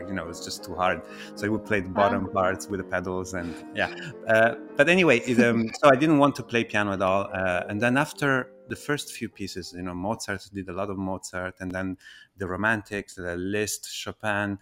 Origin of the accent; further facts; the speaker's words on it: Italy; I grew up in Italy